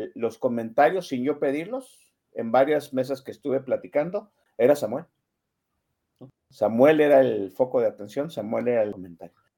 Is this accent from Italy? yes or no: no; Jalisco, Mexico; aquí a mi tierra, a la perla de este país que es Jalisco